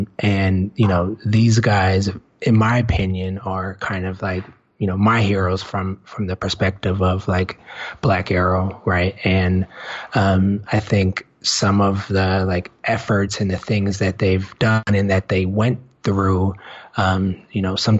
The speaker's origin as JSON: {"language": "English", "country": "United States", "said": "as an American"}